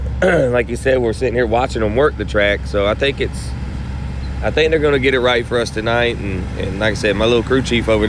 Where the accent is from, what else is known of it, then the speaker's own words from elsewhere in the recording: Orlando, Florida, United States; moved away as an adult; now in Richmond, United States; I grew up in Orlando